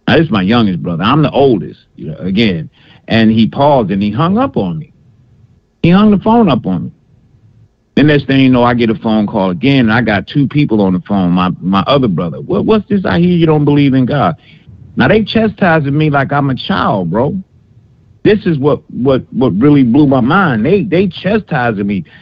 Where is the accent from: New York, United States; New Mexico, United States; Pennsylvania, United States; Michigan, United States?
Michigan, United States; Detroit; I'm calling from Alabama, but I'm at, uh, born and raised in D in Detroit. That's why it's 313. I'm, but I live in Alabama now.